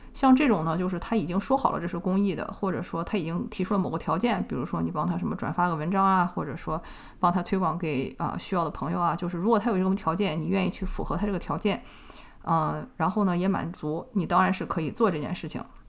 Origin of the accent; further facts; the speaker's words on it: China; 我们中国人